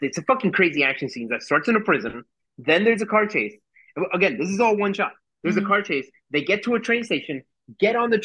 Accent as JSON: {"language": "English", "country": "Colombia", "moved": "yes", "said": "Colombia at that time. My home country"}